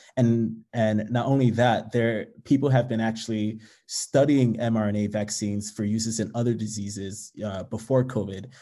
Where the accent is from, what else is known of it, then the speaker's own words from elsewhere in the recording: New York City, New York, United States; also born or lived in Nigeria; I was born in Nigeria and immigrated to the U S to the Bronx at the age of two with my parents